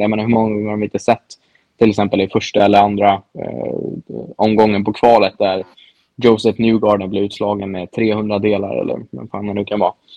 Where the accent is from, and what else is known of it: Sweden; moved away